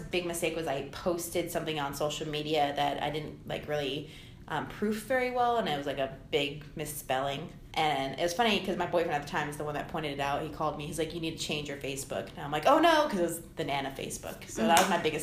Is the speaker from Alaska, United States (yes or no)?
yes; Anchorage, Alaska, United States; being raised in Alaska. I mean, I was raised here in Anchorage